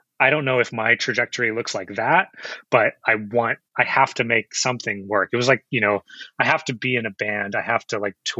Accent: Chino Hills, California, United States; I'm actually up from Inland Empire, Chino Hills is where I grew up.

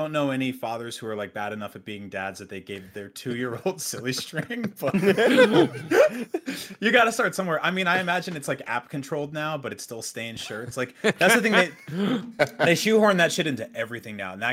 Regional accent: New Jersey, United States; growing up in New Jersey

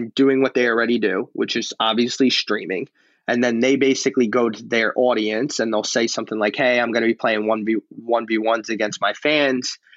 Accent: New York, United States; Alex and I growing up in New York

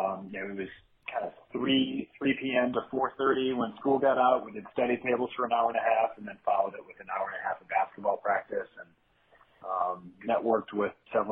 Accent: Grand Rapids, Michigan, United States; also born or lived in Detroit; Yeah, I grew up in Grand Rapids, Michigan on the west side, but spent several years in Detroit after grad school.

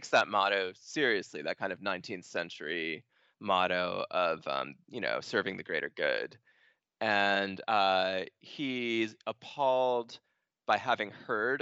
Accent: Stoneham, Massachusetts, United States; I was born in Stoneham, Massachusetts

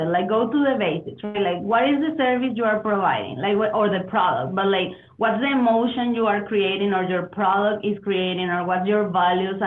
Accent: Venezuela; English is a second language; moved away as an adult; also born or lived in Berlin, Germany / Mexico / Spain / United States; I'm originally from Venezuela.

